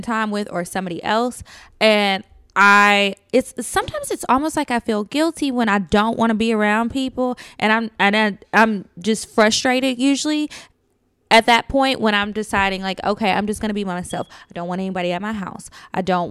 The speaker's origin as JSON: {"language": "English", "town": "Natchitoches", "region": "Louisiana", "country": "United States", "tie": "born or raised there", "moved": "yes", "lives_now": "Texas, United States", "said": "It's in my hometown, Natchitoches, Louisiana."}